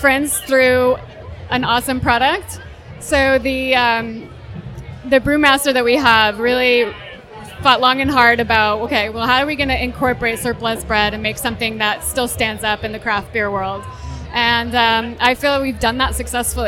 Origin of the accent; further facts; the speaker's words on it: Northern California, United States; also born or lived in Napa Valley; now in New York, United States; I'm actually originally from the West Coast, from Northern California